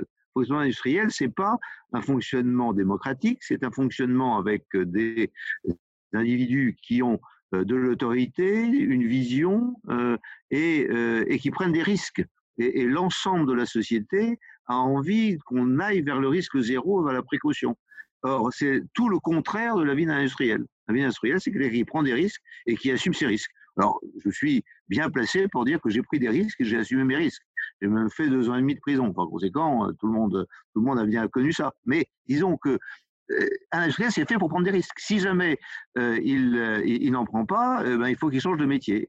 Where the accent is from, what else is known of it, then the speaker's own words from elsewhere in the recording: Côtes-d'Armor, Brittany, France; je suis des Côtes d'Armor euh, à, près de Guingamp et de Saint-Brieuc